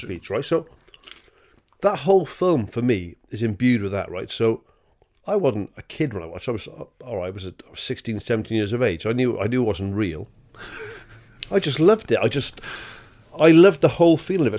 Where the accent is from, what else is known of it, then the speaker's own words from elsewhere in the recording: Wales, United Kingdom; I'm a Welsh bloke